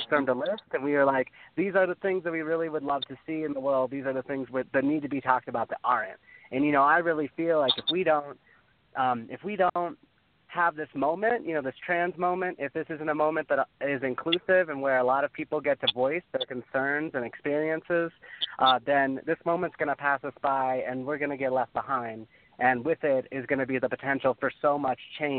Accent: the South, United States; I'm from the South

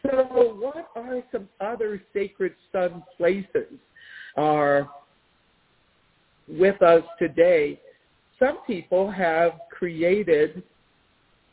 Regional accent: Washington, District of Columbia, United States; moved away; I grew up in the Washington, D.C. area

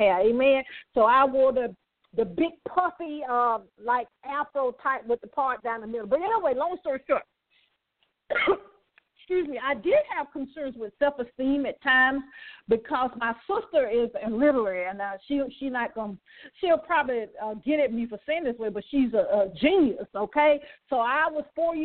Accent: Birmingham, Alabama, United States; I did grow up in poverty in Birmingham, Alabama

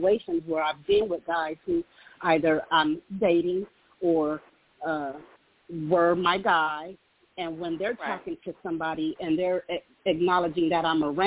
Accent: California, United States; now in Dallas, United States; I live in Texas. I'm from California.

